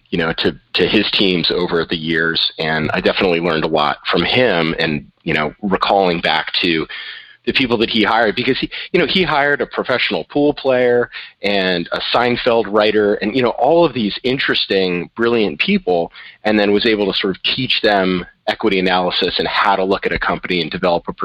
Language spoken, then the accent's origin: English; Boston area, southern New Hampshire, United States; also born or lived in San Francisco, California; I moved to New Hampshire when I was about 6 years old and largely grew up in the southern New Hampshire, Boston kind of area